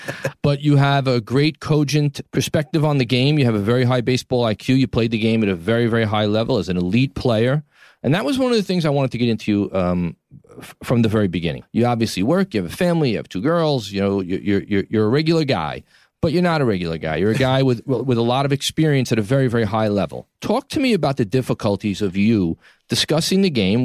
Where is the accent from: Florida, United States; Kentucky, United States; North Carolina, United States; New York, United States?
New York, United States; New York City; from my hometown, New York City, Tribeca, to be exact